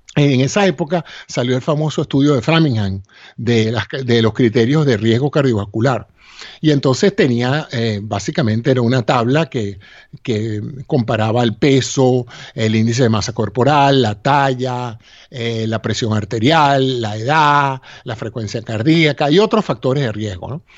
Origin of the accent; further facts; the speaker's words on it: Venezuela; moved away as an adult; now in United States; mi alma mater, a la Universidad Central de Venezuela